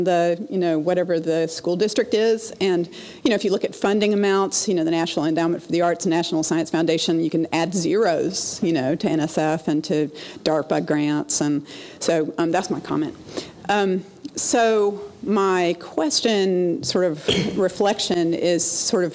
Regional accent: the South, United States; I'm from the South.

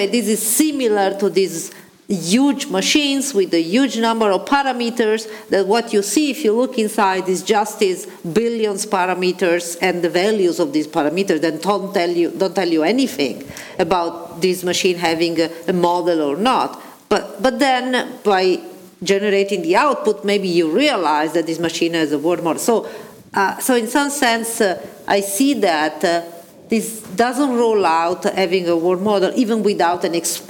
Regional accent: Italy; I was raised in Italy

